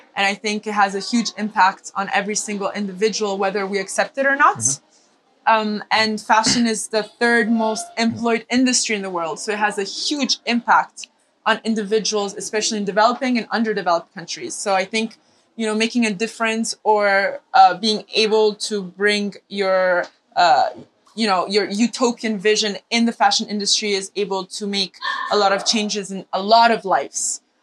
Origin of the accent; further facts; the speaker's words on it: Madagascar; also born or lived in Milan, Italy; So I'm half Italian, half Indian, but I grew up in Madagascar.